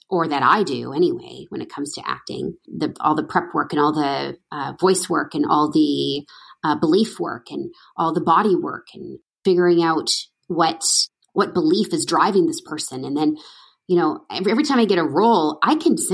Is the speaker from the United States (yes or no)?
no; Edmonton, Alberta, Canada; I'm from Edmonton, Alberta, country girl.